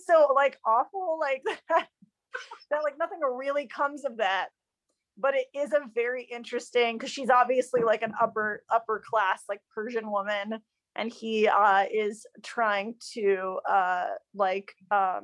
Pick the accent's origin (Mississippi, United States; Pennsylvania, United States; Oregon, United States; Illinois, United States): Illinois, United States; Chicago; also born or lived in Los Angeles, United States; I was born in the United States in Tarongelis and grew up mostly in the suburbs of Chicago.